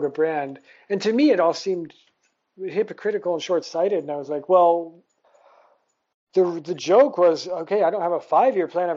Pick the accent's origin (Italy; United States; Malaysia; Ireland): United States; Toledo, Ohio; moved away as an adult; also born or lived in Vietnam / India; now in Southeast Asia; growing up in Toledo, Ohio as a child